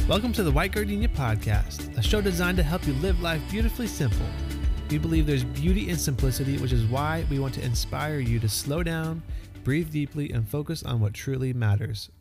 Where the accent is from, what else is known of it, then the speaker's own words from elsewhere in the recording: Texas, United States; also born or lived in Florida; now in Georgia, United States; I grew up in Texas